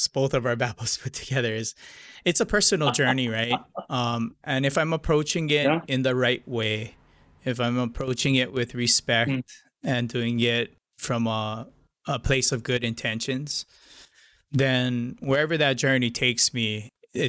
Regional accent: Hawaii, United States; I grew up here.

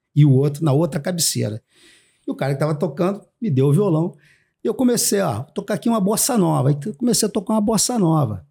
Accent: Brazil; eu brasileiro chegando ali

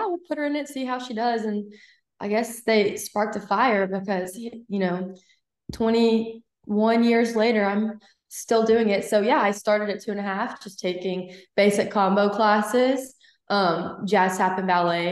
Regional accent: Huntsville, Alabama, United States; moved away; also born or lived in Mississippi; I am from Huntsville, Alabama.

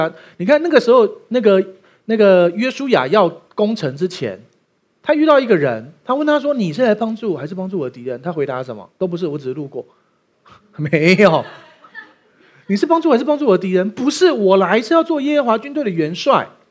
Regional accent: Taiwan; 我们台湾人有虚岁这个概念

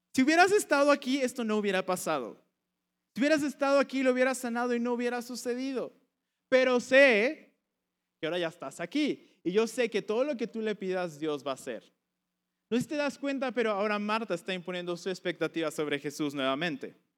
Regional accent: Veracruz, Mexico; moved away as an adult; now in Puebla, Mexico; yo nací en, en Puebla y mis papás venían a esta iglesia y estuve aquí hasta como los cinco años y de ahí nos mudamos al puerto de Veracruz

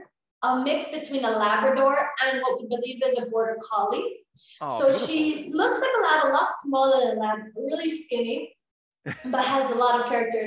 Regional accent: Miami, Florida, United States; first language Spanish; English is a second language; moved away as an adult; also born or lived in Ibiza, Spain; now in Spain; I was actually born and raised in Miami. Background is completely Cuban household. Spanish is my main language. And I actually grew up in Miami, but I am now living for the last 7 years in Spain. I actually moved first to Ibiza

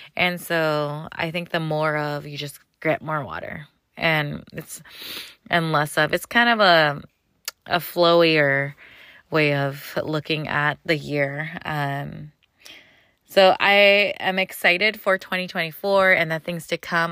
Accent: California, United States; I'm from California

